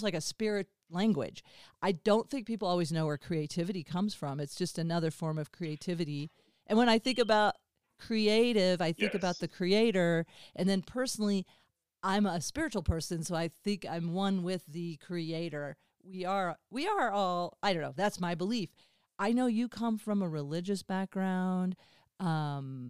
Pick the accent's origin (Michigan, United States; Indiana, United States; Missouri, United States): Missouri, United States; Springfield; I have Southern Baptist trauma from growing up in Springfield, Missouri